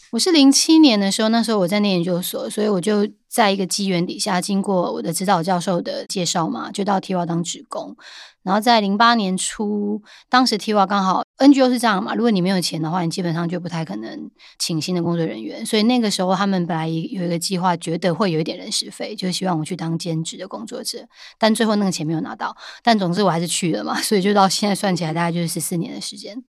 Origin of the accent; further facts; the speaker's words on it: Taiwan; 我们是台湾人